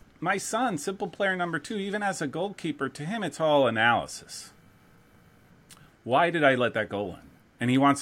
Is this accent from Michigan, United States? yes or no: no; New Jersey, United States; moved away; New Jersey